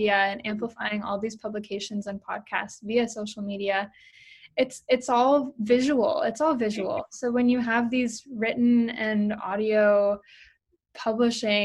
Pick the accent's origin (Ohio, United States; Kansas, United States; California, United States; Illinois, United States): California, United States; Berkeley; moved away as an adult; also born or lived in Boston; I grew up in Berkeley, California